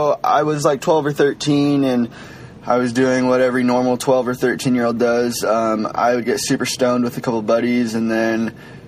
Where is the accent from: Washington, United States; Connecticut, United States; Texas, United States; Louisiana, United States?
Washington, United States; I'm from Washington State